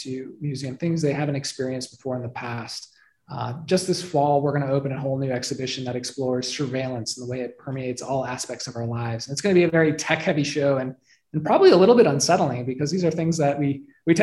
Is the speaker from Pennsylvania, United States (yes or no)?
no; Detroit, Michigan, United States; also born or lived in Flint area, Michigan; I grew up in Metro Detroit, but my dad worked for the government and he got transferred up to Flint and we lived in a small town